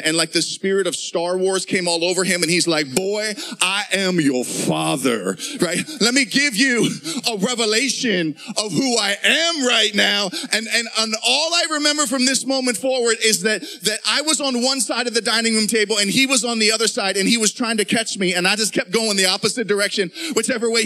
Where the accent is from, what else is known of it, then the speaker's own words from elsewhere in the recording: Pittsburgh, Pennsylvania, United States; moved away; When I was a junior high kid growing up, I was living in Pittsburgh at the time. We grew up in Pittsburgh